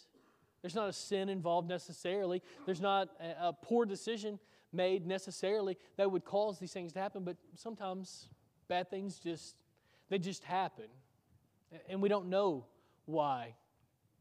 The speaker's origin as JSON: {"language": "English", "town": "Waverly", "region": "Tennessee", "country": "United States", "tie": "born or raised there", "moved": "yes", "said": "my hometown in Waverly, Tennessee"}